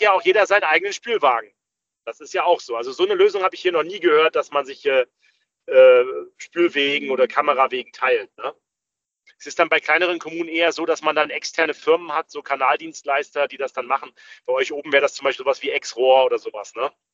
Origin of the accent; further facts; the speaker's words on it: Rostock, Mecklenburg-Vorpommern, Germany; Ich komme aber aus Rostock. Rostock ist meine Heimatstadt